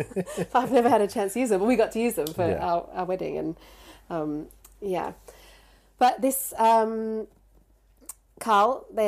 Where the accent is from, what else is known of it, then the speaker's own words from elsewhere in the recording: London, United Kingdom; I was born in London, but I was registered as an Australian born overseas.